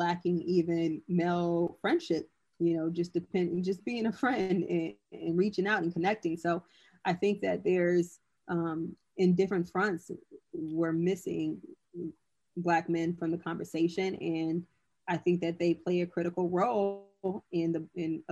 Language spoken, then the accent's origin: English; California, United States; I'm from California